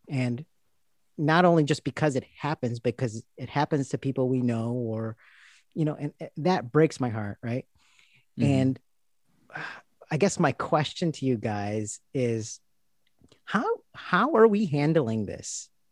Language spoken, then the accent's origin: English; India; I'm speaking as an Indian Christian